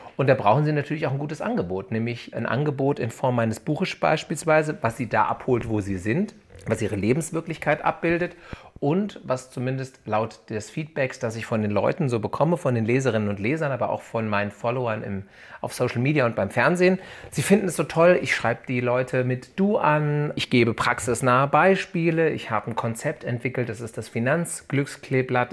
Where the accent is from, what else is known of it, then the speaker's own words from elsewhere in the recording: Hanau, Hesse, Germany; ich bin geboren in der Gebrüder Grimm Hanau, bin hier äh, mehrheitlich aufgewachsen und lebe hier in der Nähe von Frankfurt am Main